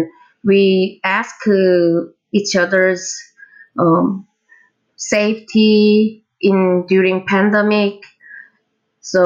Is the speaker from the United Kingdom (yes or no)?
no; South Korea; from South Korea. I live in Seoul right now